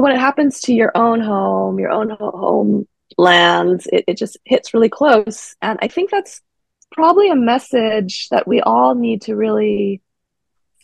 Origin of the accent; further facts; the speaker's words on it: Honolulu, Hawaii, United States; moved away as an adult; now in Davis, United States; Born and raised in Honolulu, Hawaii